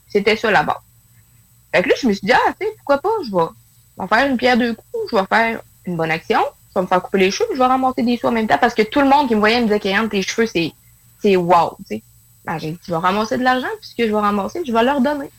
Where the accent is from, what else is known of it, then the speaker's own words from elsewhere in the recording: northern Quebec, Canada; je suis dans le nord du Québec.